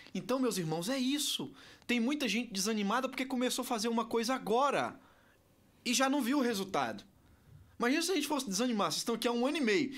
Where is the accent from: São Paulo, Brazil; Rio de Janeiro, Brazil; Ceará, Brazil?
Ceará, Brazil; eu sou nordestino, cearense.